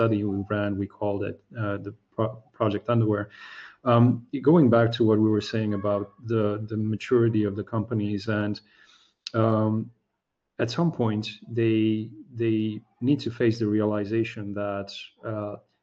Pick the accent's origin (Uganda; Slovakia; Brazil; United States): Slovakia; first language Slovak; English is a second language; my native language, which is Slovak